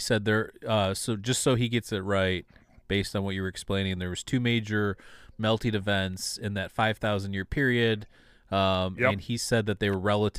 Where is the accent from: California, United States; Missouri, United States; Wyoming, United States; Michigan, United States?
Michigan, United States; Well, we're from outside Detroit, but, I mean, we've been all over the state.